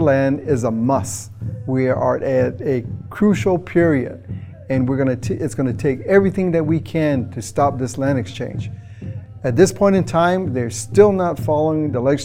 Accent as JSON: {"language": "English", "area": "San Carlos Apache", "region": "Arizona", "country": "United States", "said": "I'm from the San Carlos Apache tribe"}